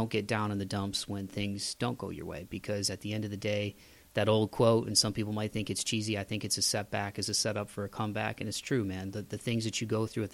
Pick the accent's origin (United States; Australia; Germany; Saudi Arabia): United States; Ohio; growing up in the Midwest in Ohio